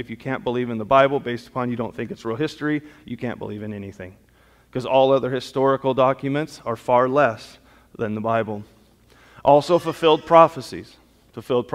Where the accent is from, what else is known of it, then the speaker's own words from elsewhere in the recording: Southern California, United States; growing up in Southern California, I got exposed to all different kinds of culture